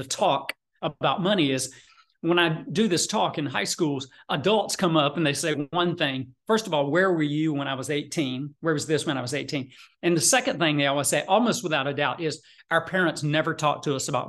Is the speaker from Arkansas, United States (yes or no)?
no; South Georgia, United States; moved away as an adult; also born or lived in Atlanta, Georgia; I grew up in South Georgia guy, and came to Atlanta